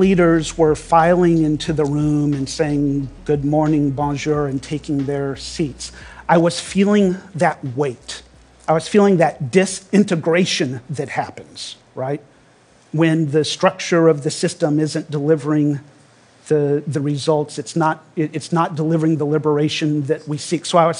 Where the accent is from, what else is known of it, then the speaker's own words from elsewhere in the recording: Louisiana, United States; I grew up in Louisiana, and my family were members of a small fundamentalist church.